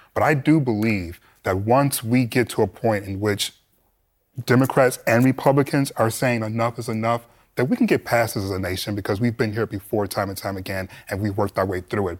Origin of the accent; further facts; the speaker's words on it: Detroit, Michigan, United States; I grew up in Detroit